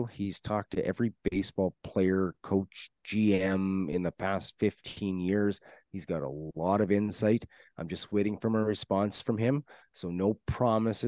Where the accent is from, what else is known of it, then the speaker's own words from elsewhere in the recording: Canada; being a Canadian